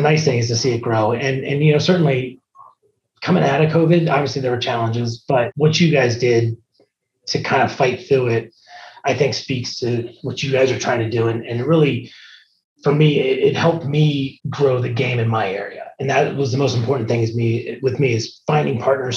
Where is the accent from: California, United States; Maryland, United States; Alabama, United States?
Maryland, United States; moved away as an adult; now in Hilliard, Ohio, United States; I grew up in Maryland